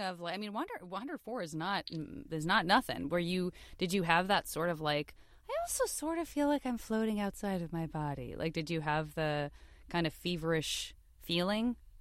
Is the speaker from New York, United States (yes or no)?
no; Tucson, Arizona, United States; I am from Tucson, Arizona, and I went to public school my, my whole youth